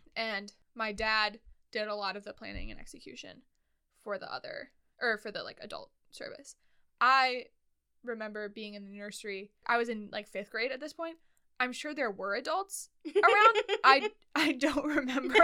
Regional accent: Twin Cities, Minnesota, United States; also born or lived in Red Lodge, Montana; we moved from Montana to the Twin Cities in Minnesota, the Minneapolis St. Paul area

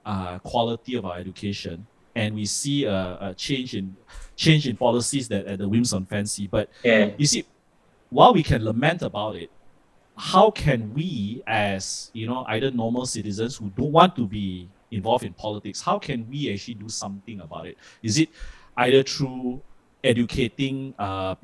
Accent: Malaysia; as a Malaysian

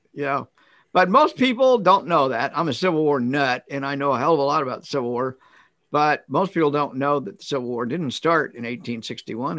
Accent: Kansas, United States; I'm a lifelong, uh, born and raised in Kansas, went away for grad school for six years, and then I came back

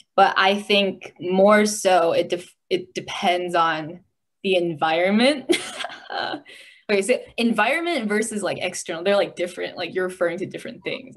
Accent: United States; also born or lived in China; I was born in China, but I grew up in America

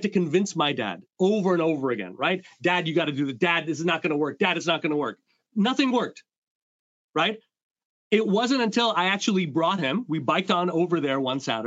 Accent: Montreal, Quebec, Canada; I come from two Indian immigrants growing up in Montreal

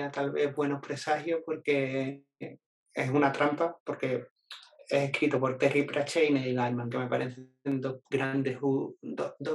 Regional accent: Jerez de la Frontera, Andalusia, Spain; now in Seville, Spain; yo soy de Jerez

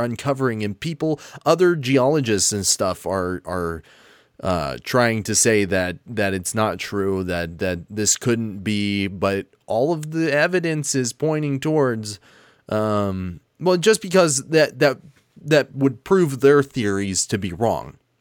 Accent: United States; I'm American and I use the imperial system.

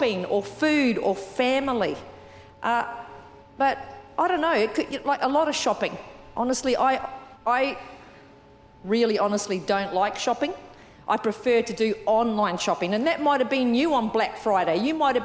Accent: New Zealand; moved away; I'm from New Zealand. I was brought up in New Zealand.

